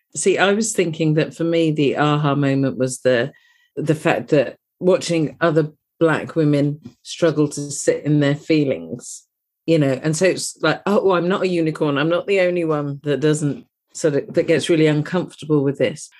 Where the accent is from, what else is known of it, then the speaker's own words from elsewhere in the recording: United Kingdom; You can possibly tell from my accent that I'm from across the pond.